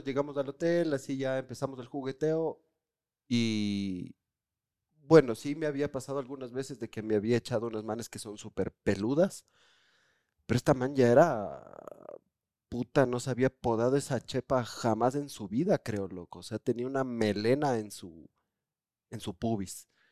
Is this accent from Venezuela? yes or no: no; Quito, Pichincha, Ecuador; nosotros somos de Quito